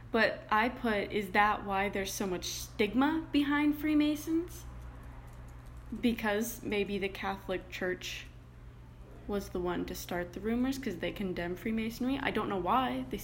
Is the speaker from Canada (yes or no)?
yes; Canada